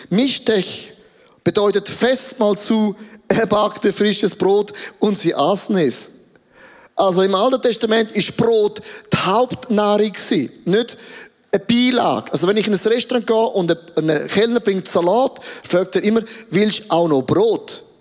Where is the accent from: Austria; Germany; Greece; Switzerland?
Switzerland; Ich bin sehr impulsiv als ein Schweizer, das ist alles okay.